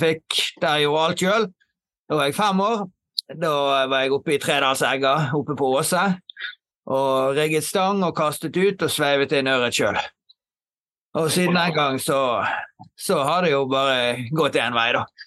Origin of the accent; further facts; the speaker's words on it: Knarvik, Vestland, Norway; Jeg er jo fra Knarvik eh, opprinnelig og har bodd her hele livet. Oppvokst eh, i området her